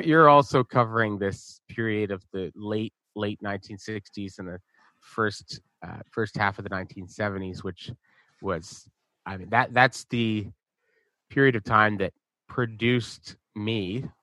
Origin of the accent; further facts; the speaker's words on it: Montreal, Quebec, Canada; growing up in Montreal